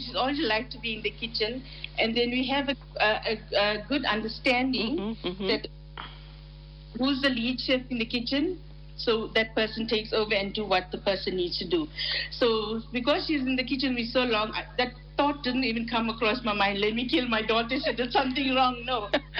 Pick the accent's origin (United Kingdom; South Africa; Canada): South Africa; Johannesburg, Gauteng; We're from Johannesburg, but my mom is originally from Pietermaritzburg.